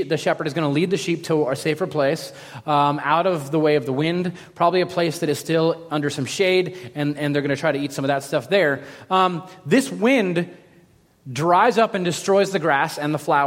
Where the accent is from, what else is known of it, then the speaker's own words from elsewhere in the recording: Los Angeles, California, United States; I grew up in Los Angeles